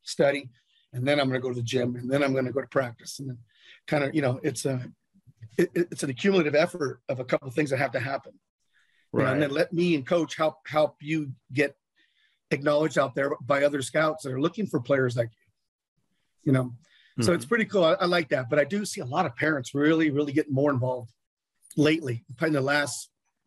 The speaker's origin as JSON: {"language": "English", "area": "Bay Area", "region": "California", "country": "United States", "tie": "born or raised there", "moved": "yes", "lives_now": "Las Vegas, United States", "said": "I'm from the Bay Area. And I used to go to Raider games as a kid growing up"}